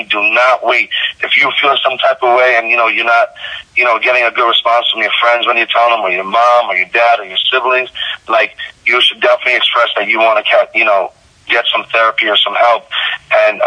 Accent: Long Island / Queens, New York, United States; also born or lived in Smithtown, Long Island; born and raised Long Island. I was born in Smithtown, Long Island, out east, and then I was raised in borderline Long Island, Queens area

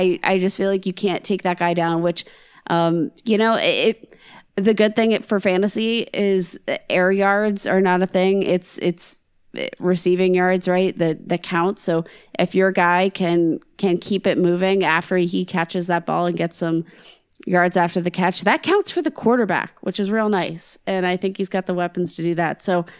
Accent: the South, United States; accent: southern; If you need any plug to listen to the Ball Blast podcast, it's literally my southern accent.

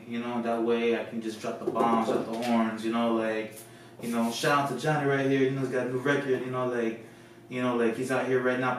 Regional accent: Florida, United States; moved away as an adult; also born or lived in California; I was raised in Florida

